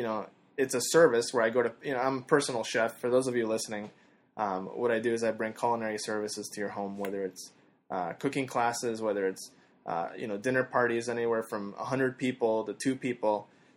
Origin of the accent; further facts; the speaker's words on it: Canada; Yeah, I'm Canadian.